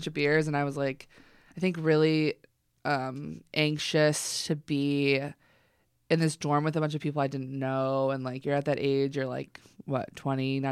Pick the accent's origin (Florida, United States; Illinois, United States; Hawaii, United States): Illinois, United States; Chicago; I'm from Chicago.